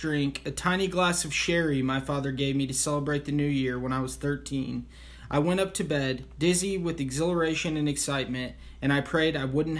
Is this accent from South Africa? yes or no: no; Kansas, United States; I was raised in Kansas, the only child of loving parents who just drank socially. We moved frequently. In fact, I changed schools every year until high school.